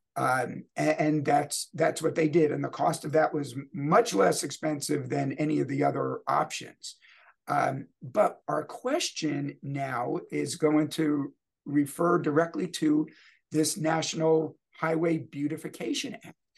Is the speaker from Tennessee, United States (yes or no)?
no; New York, United States; moved away as an adult; also born or lived in New Jersey; now in Louisville, United States; growing up in New York and New Jersey